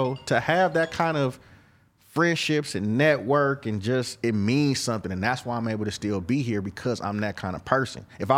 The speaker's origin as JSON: {"language": "English", "town": "Oakland", "region": "California", "country": "United States", "said": "I'm from East Oakland. We purple."}